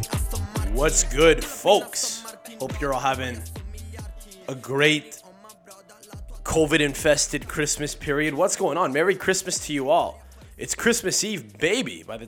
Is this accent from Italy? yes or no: yes; Campobasso, Molise, Italy; Me, I'm from Campobasso. That's where my family's from. We're from Campobasso, bro. You never heard of it? It's a big town. It's a big town of 40,000 people.